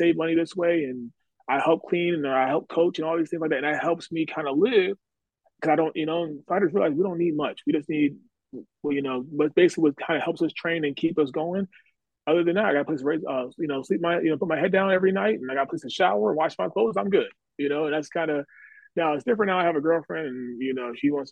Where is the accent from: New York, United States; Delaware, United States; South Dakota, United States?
Delaware, United States; moved away; also born or lived in Missouri; I'm originally from Delaware, originally from the East Coast